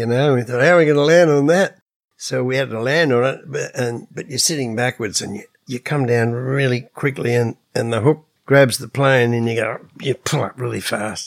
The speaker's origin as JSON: {"language": "English", "country": "Australia", "said": "we come from Australia"}